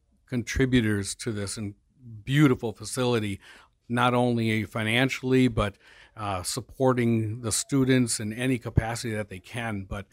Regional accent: Whitehall, Wisconsin, United States; also born or lived in Blair-Taylor area, Wisconsin; I grew up in Whitehall, if we want to go there, so I'm not too far away.

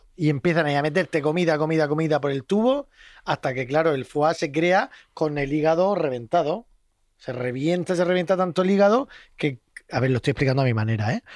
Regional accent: Region of Murcia, Spain; Hoy estoy muy murcianico yo

